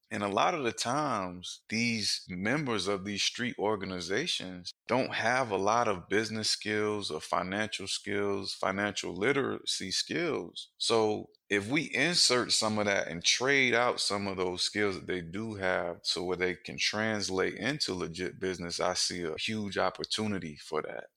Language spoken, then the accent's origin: English; Wilmington, North Carolina, United States; I'm from Wilmington, North Carolina, and I grew up on the north side of town.